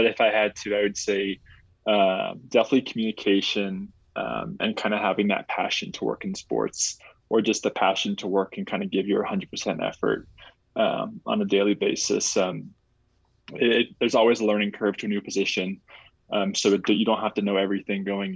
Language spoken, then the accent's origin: English; Sacramento, California, United States; moved away as an adult; also born or lived in Fort Collins, Colorado; now in Flagstaff, United States; Originally, I'm from Sacramento, California. So I grew up there